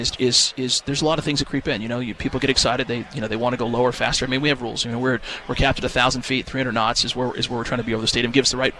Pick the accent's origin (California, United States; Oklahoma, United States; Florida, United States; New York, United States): California, United States; Los Angeles; also born or lived in Fresno, California; I'm an LA Rams fan. I grew up in Los Angeles.